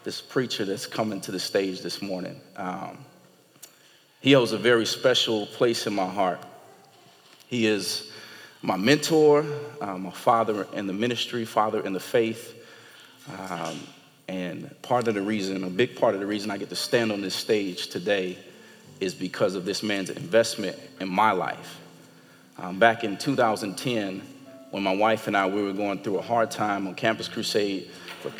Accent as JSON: {"language": "English", "town": "Gary", "region": "Indiana", "country": "United States", "said": "I'm from Gary."}